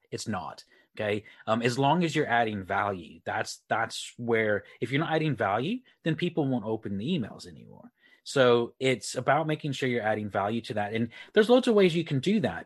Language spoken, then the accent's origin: English; Texas, United States; moved away as an adult; also born or lived in Republic of Ireland; now in Leeds, United Kingdom; I uh, live in the UK up near Leeds. Uh, but I am originally from Texas. So um, I'm from Texas, moved to the Republic of Ireland on the West Coast about 15 years ago and then moved to the UK uh, about nine years ago